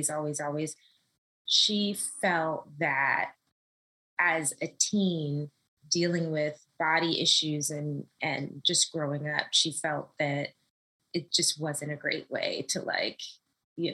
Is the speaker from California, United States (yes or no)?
yes; Los Angeles, California, United States; moved away as an adult; now in New York City, United States; I'm from Los Angeles, born and raised